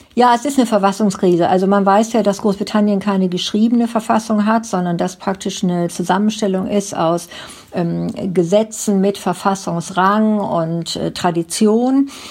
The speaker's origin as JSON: {"language": "German", "country": "Germany", "moved": "yes", "lives_now": "United Kingdom", "said": "bei uns in Deutschland"}